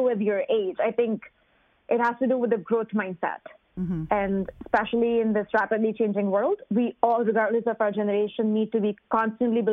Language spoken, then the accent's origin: English; India; moved away as an adult; now in United States; I grew up in India in a family where women were not allowed to work